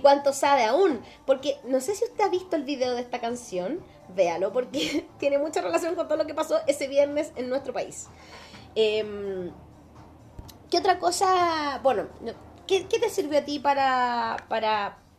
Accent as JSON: {"language": "Spanish", "country": "Chile"}